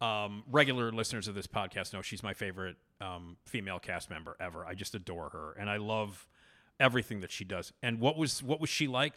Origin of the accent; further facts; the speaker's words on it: Chicago, Illinois, United States; I'm from Chicago